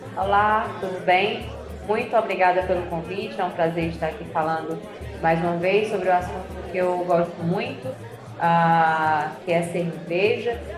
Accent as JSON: {"language": "Portuguese", "town": "Fortaleza", "region": "Ceará", "country": "Brazil", "tie": "born or raised there", "also_born_or_lived": "Campina Grande, Paraíba, Brazil", "accent": "meio Ceará, meio Paraíba", "moved": "yes", "lives_now": "São Paulo, Brazil", "said": "eu sou cearense, sou, uh, sou cearense, nasci em Fortaleza, mas morei por muitos anos em Campina Grande, Paraíba"}